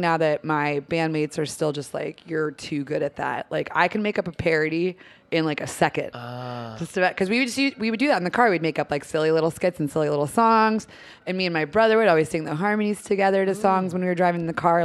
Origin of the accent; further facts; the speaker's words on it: Erie, Pennsylvania, United States; moved away as an adult; also born or lived in New Jersey; now in Philadelphia, United States; I was born in Erie, Pennsylvania